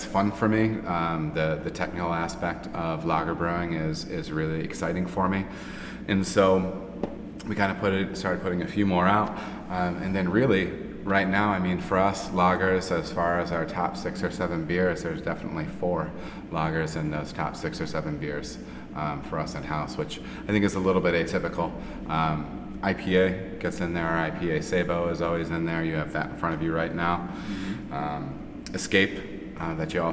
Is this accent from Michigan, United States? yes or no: yes; north of Grand Rapids, Michigan, United States; now in Ohio, United States; Born and raised in Michigan